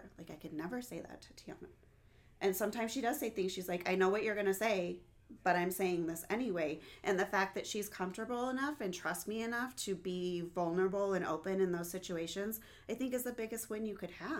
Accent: United States; Yes, we're all Americans. We're all American.

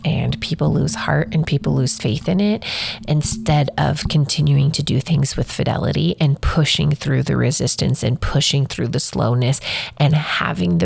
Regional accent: Wyoming, United States; I'm from Wyoming

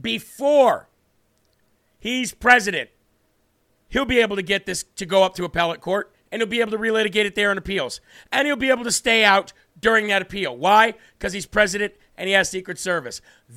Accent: Wisconsin, United States; now in Georgia, United States; I grew up in Wisconsin, but now I live in GA.

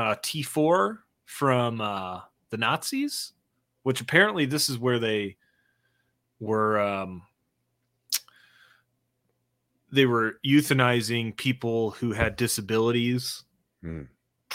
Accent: Michigan, United States; now in Colorado, United States; we're from Michigan

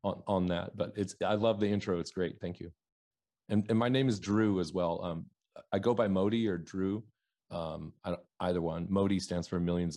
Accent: Oregon, United States; moved away as an adult; also born or lived in New York / Wisconsin / Seattle; I grew up in Oregon. I'm born and raised in Oregon. I live in Portland, Oregon right now

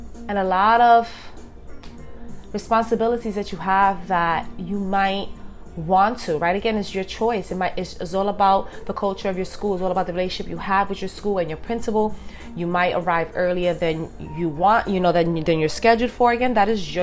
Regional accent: New York City, New York, United States; I'm from New York City. It's a busy, busy, fast-paced city. We have a lot going on.

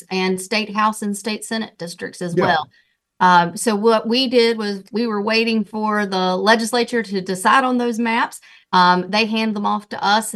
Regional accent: Duplin County, North Carolina, United States; also born or lived in Wake County, North Carolina; I grew up in Duplin County, so I know rural North Carolina. But now, you know, of course, I'm in Wake County.

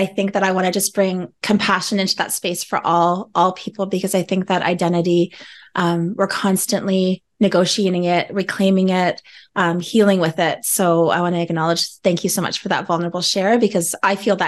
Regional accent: Cape Croker First Nation, Ontario, Canada; I am from the traditional territories of Nishing Agaming, so Cape Croker First Nation on my mother's side and Serpent River on my father's side

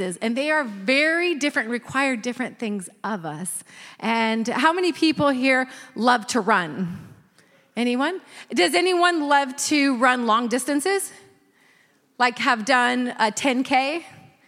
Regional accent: Northern California, United States; I grew up in Northern California

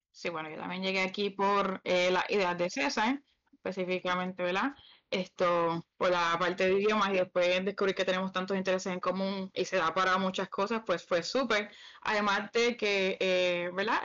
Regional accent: Canóvanas, Puerto Rico; now in Thailand; Yo soy de Canovanas, Puerto Rico, pero estoy muy de Tailandia

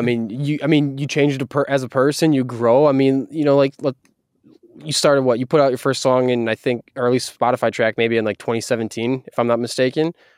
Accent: Wisconsin, United States; now in Seattle, United States; I'm from Wisconsin, I moved to Seattle

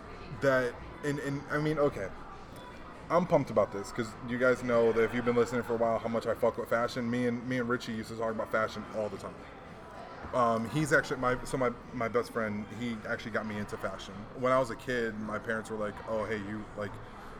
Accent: Hawaii, United States; growing up in Hawaii made button-up shirts cool to me. You know, because, like, back home we wore the Aloha shirts.

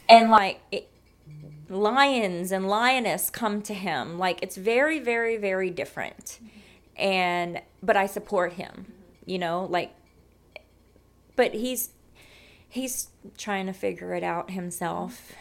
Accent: South Louisiana, United States; moved away as an adult; now in San Antonio, United States; being born and raised in South Louisiana

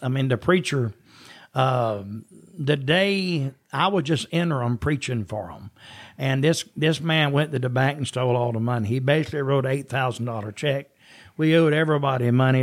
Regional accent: Jesup, Georgia, United States; moved away; also born or lived in Jacksonville, Florida / Athens, Georgia; I was born in Jessup, Georgia

